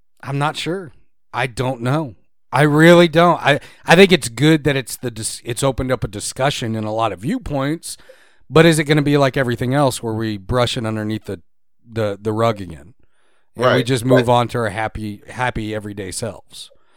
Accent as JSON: {"language": "English", "region": "Texas", "country": "United States", "tie": "born or raised there", "said": "I was Texan, born and bred. I'm Texan over American"}